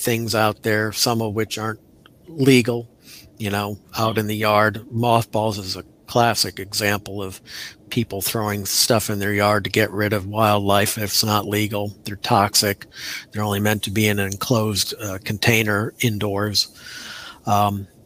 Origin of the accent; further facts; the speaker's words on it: Milwaukee, Wisconsin, United States; now in Florida, United States; growing up in Milwaukee